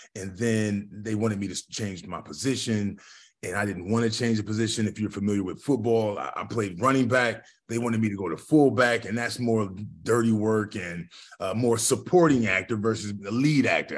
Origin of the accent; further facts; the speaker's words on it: Lorain, Ohio, United States; now in Columbus, Ohio, United States; I'm from a small little still city called Lorraine, which is roughly thirty miles west of, of the city of, of Cleveland, right on the lake, right on Lake Erie